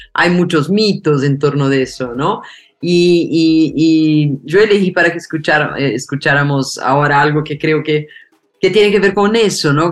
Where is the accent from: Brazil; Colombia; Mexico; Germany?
Brazil; el corazón de los brasileños